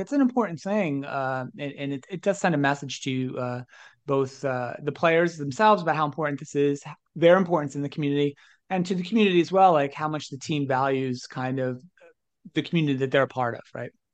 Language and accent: English; New Jersey / New York City area, United States; I grew up in the New Jersey, uh, New Jersey, New York City area.